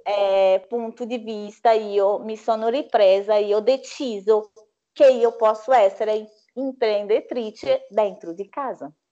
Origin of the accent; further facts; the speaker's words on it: Brazil; Italian is a second language; now in Italy; quella bellissima colazione che facciamo dal mio paese